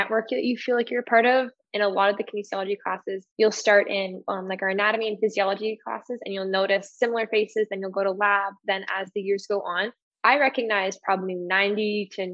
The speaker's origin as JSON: {"language": "English", "town": "Okotoks", "region": "Alberta", "country": "Canada", "said": "I'm just from Okotoks, which is south"}